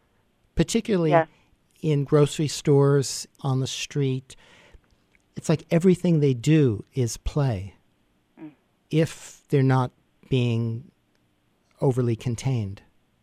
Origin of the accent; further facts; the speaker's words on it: New York City, New York, United States; here, it's pretty rural, and our local town is quite small. I grew up in Manhattan